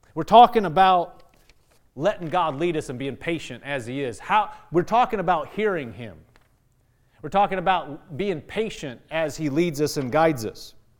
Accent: Nebraska, United States; I'm from Nebraska

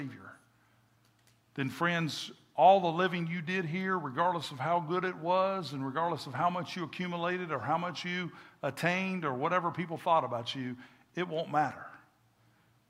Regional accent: Kentucky, United States; moved away; I'm from Kentucky

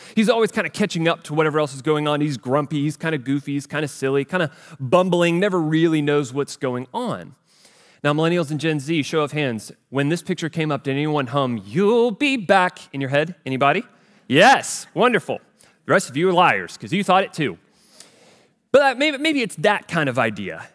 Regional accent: United States; I grew up here in the United States of America.

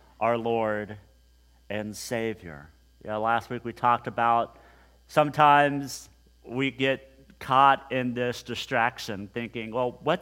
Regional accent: Hutchinson, Kansas, United States; growing up in Hutchinson, Kansas, a long, long time ago

